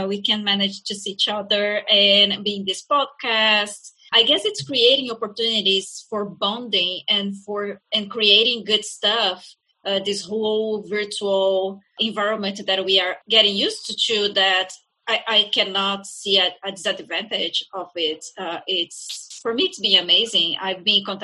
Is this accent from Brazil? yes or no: yes; Brazil; English is a second language; moved away as an adult; now in Skokie, United States; I come from Brazil, so it's a different country, different reality.